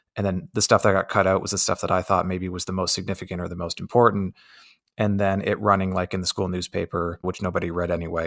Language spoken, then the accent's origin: English; Windsor, Ontario, Canada; I grew up on America's doorstep